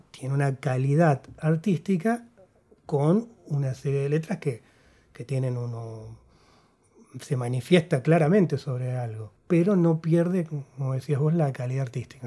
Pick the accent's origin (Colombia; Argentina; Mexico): Argentina; also born or lived in Uruguay; vine acá de, chico, a los cuatro años